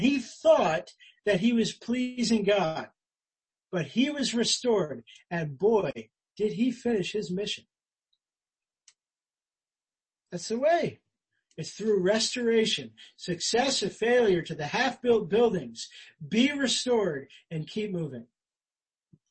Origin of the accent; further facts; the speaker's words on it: United States; I'm an American